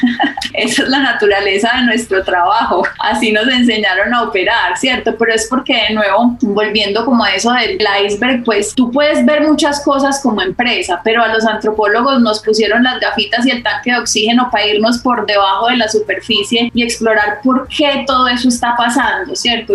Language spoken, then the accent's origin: Spanish; Medellín, Antioquia, Colombia; also born or lived in Berkeley, United States; crecí, nací, crecí en Medellín